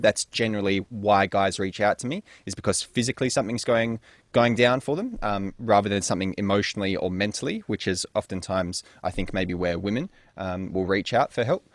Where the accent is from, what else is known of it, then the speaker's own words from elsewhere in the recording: Perth, Western Australia, Australia; also born or lived in North London; born in North London and spent a couple of years there before moving with the family, uh, into Perth, Western Australia, which is what I would consider my home and where I grew up for the most part